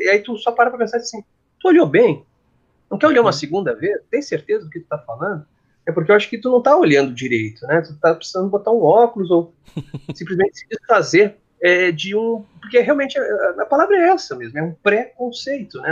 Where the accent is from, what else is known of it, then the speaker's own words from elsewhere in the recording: Gaúcho, Rio Grande do Sul, Brazil; eu sou gaúcho, né, eu falo cancha